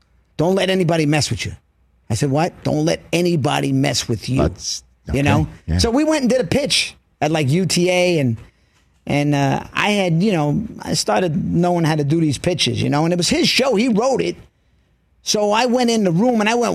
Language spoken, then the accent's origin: English; New York City, New York, United States; We're both from Queens